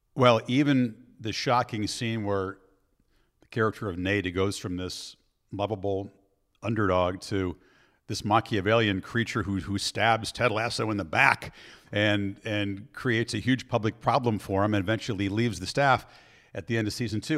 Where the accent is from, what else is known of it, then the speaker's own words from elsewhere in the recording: Chicago, Illinois, United States; We have our joint background growing up in Chicago